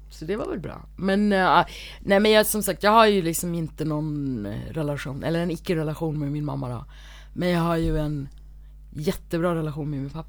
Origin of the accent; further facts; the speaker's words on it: South India, India; nej, men och sen så i södra Indien där jag är ifrån mm. så är de ju mörkare som jag är, de har ju lockigt hår som jag har